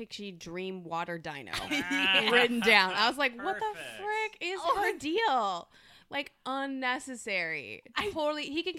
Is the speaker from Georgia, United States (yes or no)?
no; Buffalo, New York, United States; I grew up in Buffalo